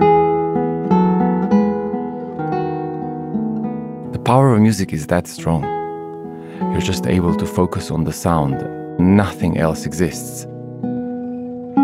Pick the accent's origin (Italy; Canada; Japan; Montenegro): Montenegro; now in London, United Kingdom; I come from Montenegro, this amazingly beautiful little country in the Balkans. It used to be part of the big Yugoslavia. And at the time when I was growing up, that Yugoslavia was sadly separating